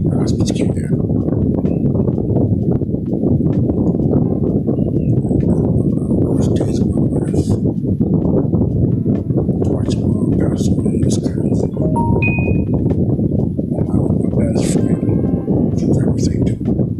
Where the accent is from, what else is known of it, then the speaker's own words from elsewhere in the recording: Baltimore, Maryland, United States; I grew up in Baltimore City, Birdland